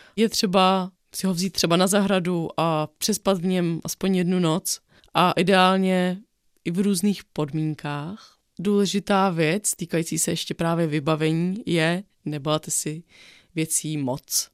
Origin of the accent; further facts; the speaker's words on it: Bohemia, Czechia; u nás v Čechách, na Šumavě